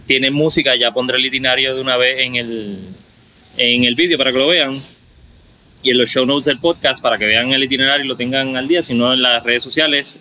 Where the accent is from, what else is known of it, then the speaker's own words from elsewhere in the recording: Caguas, Puerto Rico; moved away as an adult; now in Carolina, Puerto Rico; yo eh, original de Cagua.